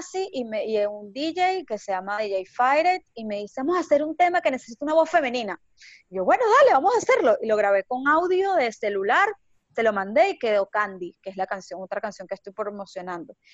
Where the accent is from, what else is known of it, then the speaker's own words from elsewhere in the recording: Venezuela; moved away; Bueno, sabes que yo me vine de Venezuela para acá en, autobús. Duré 26 días viajando.